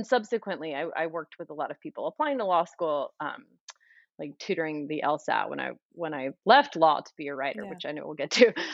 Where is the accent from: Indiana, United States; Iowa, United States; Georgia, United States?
Georgia, United States; the South; also born or lived in South Carolina; I grew up in the South in Georgia and South Carolina